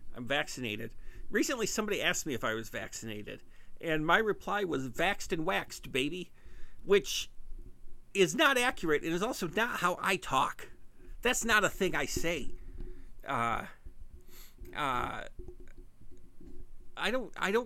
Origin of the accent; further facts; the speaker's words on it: Michigan, United States; I'm from Michigan.